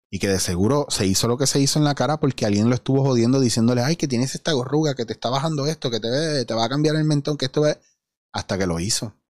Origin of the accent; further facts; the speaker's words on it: Puerto Rico; la mayoría de los puertorriqueños, aparte de que no tenemos una identidad